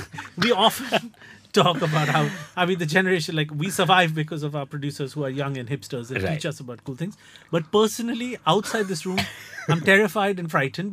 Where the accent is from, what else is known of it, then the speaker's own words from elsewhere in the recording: Kolkata, West Bengal, India; I'm from Calcutta.